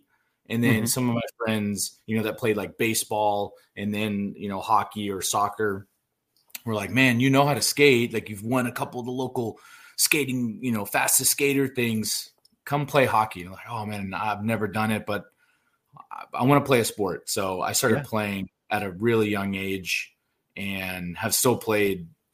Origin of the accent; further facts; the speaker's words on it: Dallas, Texas, United States; growing up, born and raised in the Dallas area